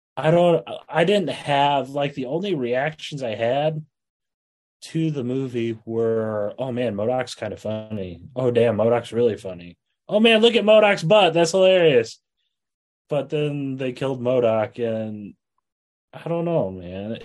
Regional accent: Iowa, United States; I'm from Iowa

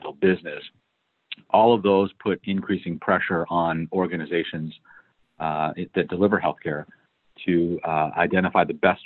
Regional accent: Detroit, Michigan, United States; moved away as an adult; also born or lived in Manhattan, New York / Sacramento, California; I grew up in the Midwest. I was born in Detroit, Michigan

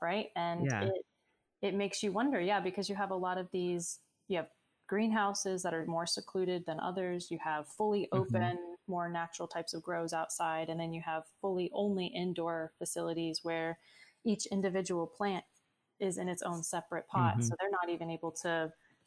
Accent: Sarasota, Florida, United States; now in Tampa, United States; my hometown in Sarasota and Bradenton area

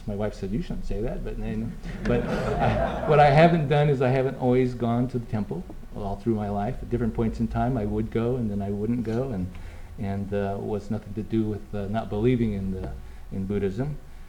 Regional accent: Del Rey, California, United States; I grew up in the Central Valley in a little town, tiny town called Delray. I always say I was from Fresno. People say, where are you really from? And I have to tell them I'm from Delray, which is a little tiny town. Grew up on the countryside there and was lived on a farm.

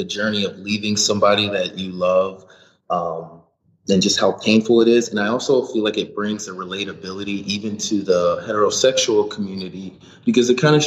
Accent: Ohio, United States; I'm from Ohio, so I'm used to those flat freeways.

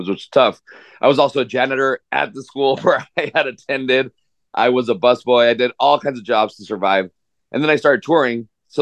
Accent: Ciudad Juárez, Chihuahua, Mexico; also born or lived in El Paso, Texas; I grew up in Juarez, Mexico.

